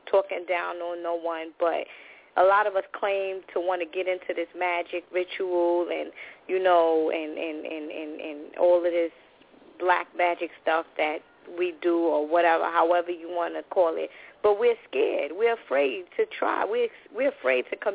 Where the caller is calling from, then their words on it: New York City, New York, United States; I'm calling from New York City